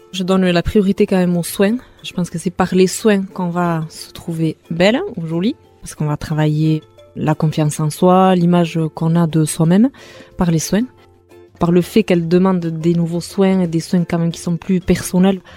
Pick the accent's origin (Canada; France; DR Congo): France; Hasparren, Nouvelle-Aquitaine; first language Basque; French is a second language; now in Mendionde, France; je suis native d'Aspagne